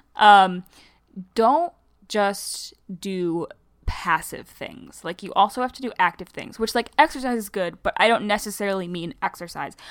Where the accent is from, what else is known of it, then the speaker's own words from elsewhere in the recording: Michigan, United States; I'm a Michigander, and as a result, I have really hard R's